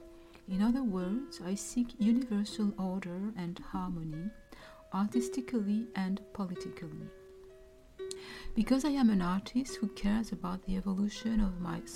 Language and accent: English; Burkina Faso; now in Montreal, Canada; I am originally from Burkina Faso in West Africa. I live in Montreal, Canada